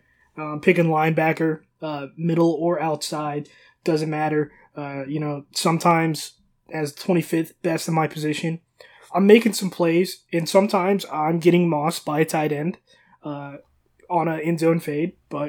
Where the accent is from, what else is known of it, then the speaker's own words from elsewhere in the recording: the South, United States; I'm from the South. I got to stay in the South